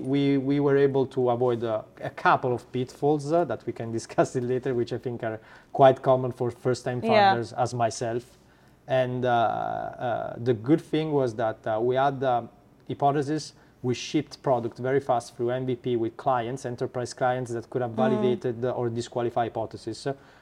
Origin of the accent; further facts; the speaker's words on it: Italy; accent: Italian; English is a second language; now in United States; As you can probably hear from my accent, I'm Italian.